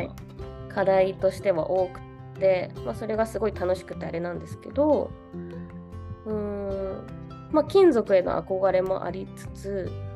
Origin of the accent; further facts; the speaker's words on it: Osaka, Japan; also born or lived in Nara Prefecture; 奈良県生まれの大阪育ちなんですけど